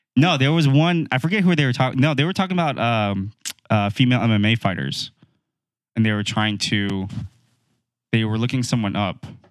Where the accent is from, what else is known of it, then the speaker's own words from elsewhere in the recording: United States; we're dumb Americans